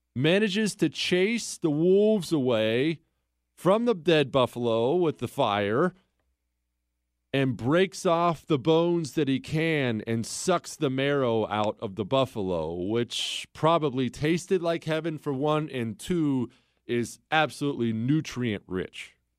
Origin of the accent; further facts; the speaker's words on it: Bozeman, Montana, United States; moved away; I grew up in Bozeman, Montana